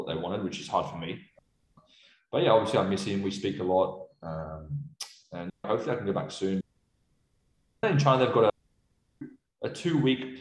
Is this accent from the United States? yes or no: no; Sydney, New South Wales, Australia; moved away as an adult; now in Melbourne, Australia; I'm from Chatswood. So I grew up in Chatswood, but I'm just staying in an Airbnb around the area.